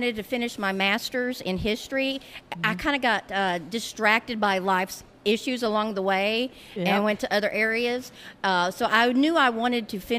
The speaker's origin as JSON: {"language": "English", "town": "Mineral Wells", "region": "Texas", "country": "United States", "tie": "born or raised there", "said": "I was from Mineral Wells"}